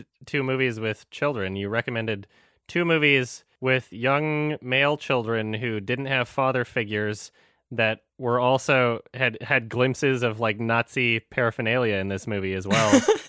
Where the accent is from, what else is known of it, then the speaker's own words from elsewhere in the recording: Canada; I'm Canadian. I think that the stereotypical Canadian accent is hilarious.